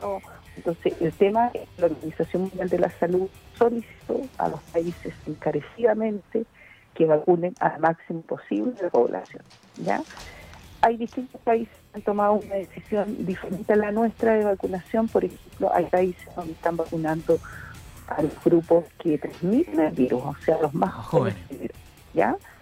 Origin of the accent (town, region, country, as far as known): Chile